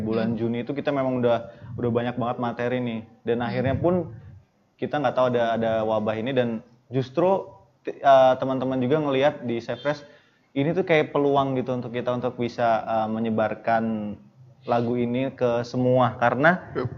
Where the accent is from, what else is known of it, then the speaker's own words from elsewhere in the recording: Bandar Lampung, Lampung, Indonesia; kita dari … band asli dari Bandar Lampung